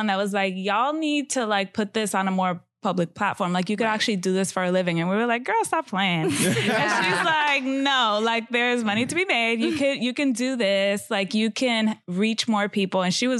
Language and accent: English; New York City, New York, United States; I'm from the Bronx.